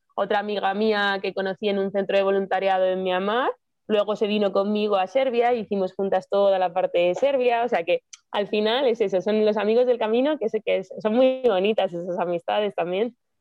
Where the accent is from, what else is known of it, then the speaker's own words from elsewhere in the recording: Madrid, Community of Madrid, Spain; moved away; yo soy de Madrid